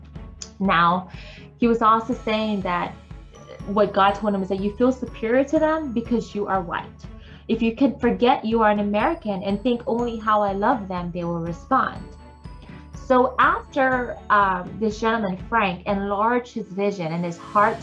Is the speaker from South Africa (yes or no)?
no; Philippines; I am Filipino